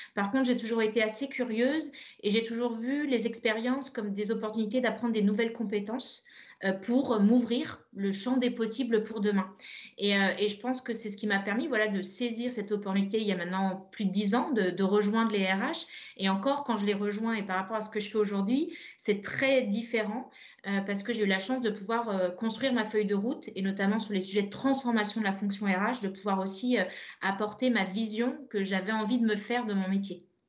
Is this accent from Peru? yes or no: no; Brittany, France; pour nous bretonnes